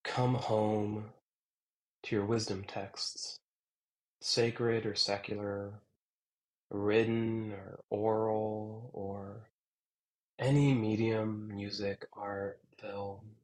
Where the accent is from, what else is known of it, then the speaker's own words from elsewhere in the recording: Lancaster, Pennsylvania, United States; down here in Lancaster, Pennsylvania. This is my hometown. I've lived here since I was in second grade, still